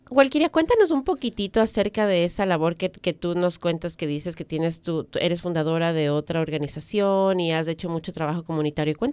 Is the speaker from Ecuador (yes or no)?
yes; Ecuador; moved away; Yo vengo de Ecuador, tú vienes de República Dominicana, donde los sistemas no son como, como acá